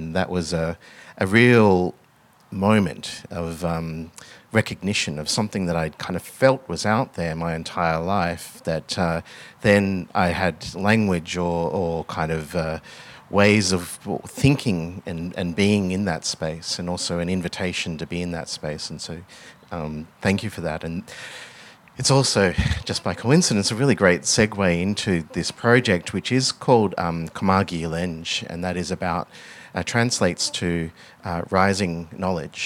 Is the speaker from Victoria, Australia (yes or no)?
yes; Melbourne, Victoria, Australia; my background is I grew up in Melbourne. I grew up just in a outer suburb of Melbourne